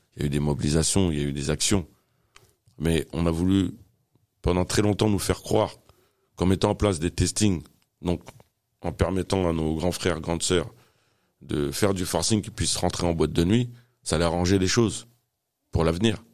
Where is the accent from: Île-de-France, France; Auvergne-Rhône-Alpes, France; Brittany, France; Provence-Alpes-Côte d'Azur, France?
Île-de-France, France; Fresnes; also born or lived in Paris (18th arrondissement); ils ont décidé de s'installer dans le Val-de-Marne, dans la ville de Fresnes, là où j'ai grandi